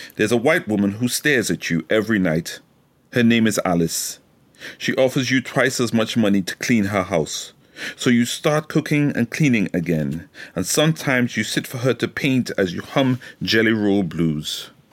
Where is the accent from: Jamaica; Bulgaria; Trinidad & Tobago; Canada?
Trinidad & Tobago; now in United Kingdom; I've grown up in Trinidad, so I was raised in Trinidad.